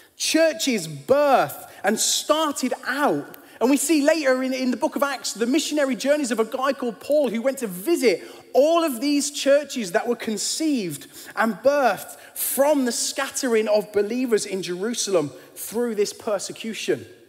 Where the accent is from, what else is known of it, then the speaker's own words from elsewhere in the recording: United Kingdom; as British kids